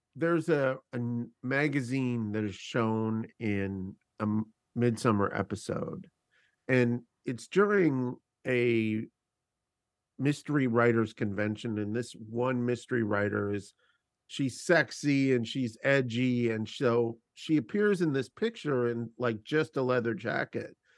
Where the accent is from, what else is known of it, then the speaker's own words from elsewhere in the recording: Canada; as a Canadian person